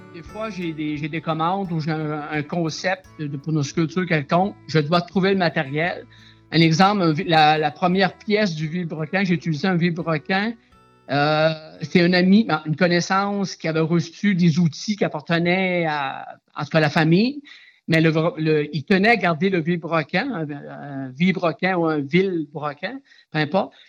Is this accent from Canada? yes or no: yes; Aguanish, Quebec, Canada; je suis natif d'Aguaniche